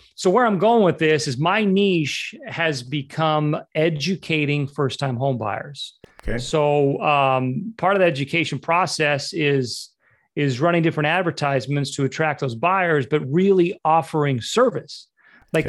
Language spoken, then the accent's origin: English; Utah, United States; moved away as an adult; also born or lived in Los Angeles / Southeast Florida; I was born and raised in Utah. Um, I moved to to Los Angeles to pursue the dream at age 18